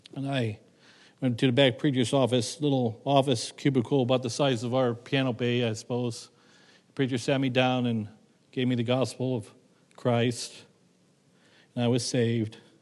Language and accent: English; Rock Creek, Ohio, United States; moved away as an adult; also born or lived in New Lyme, Ohio; now in Connecticut, United States; my little town of Rock Creek, Ohio, was founded by the Torrington Land Company